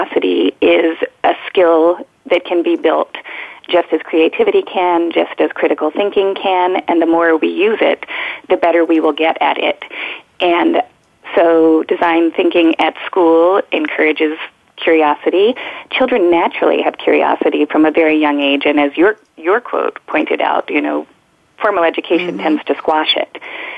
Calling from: Philadelphia, Pennsylvania, United States; I am calling from the beautiful city of Philadelphia, Pennsylvania.

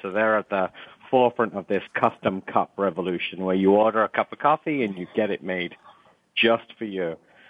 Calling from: Palo Alto, California, United States; I am in Palo Alto, California

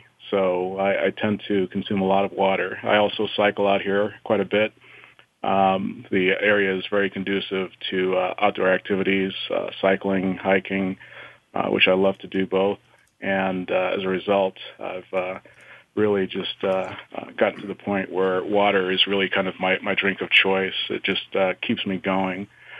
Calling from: Colorado Springs, Colorado, United States; Well, Bonnie, I'm actually calling from Colorado Springs, Colorado.

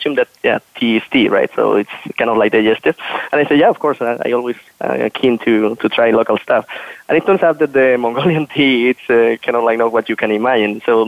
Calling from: Berlin, Germany; So I'm right now located in Berlin. So I'm calling you from Berlin in Germany.

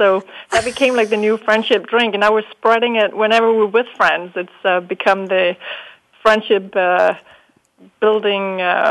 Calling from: Denmark; So I'm calling in from Denmark, and it's past 8 o'clock in the evening here.

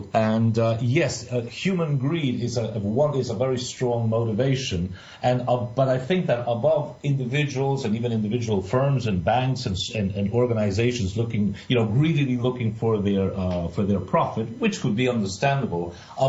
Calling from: Argentina; I'm speaking from Argentina

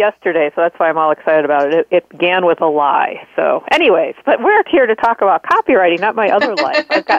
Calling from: Arizona, United States; I'm calling from Arizona.

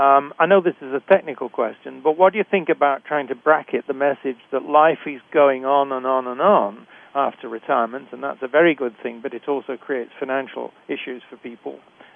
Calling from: Canada; obviously I'm speaking from Canada

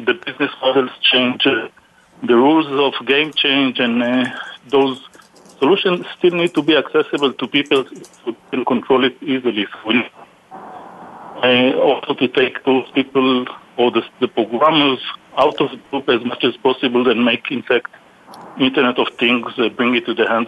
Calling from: Houston, Texas, United States; I am calling from Houston, Texas.

